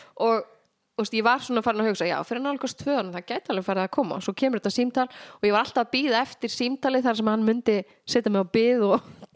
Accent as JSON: {"language": "Icelandic", "town": "Fáskrúðsfjörður", "region": "Eastern Region", "country": "Iceland", "also_born_or_lived": "North Iceland / Reykjavík", "moved": "yes", "lives_now": "Reyðarfjörður, Iceland", "said": "ég er að austan ég er frá Fáskursfyrði en ég flutti síðan norður"}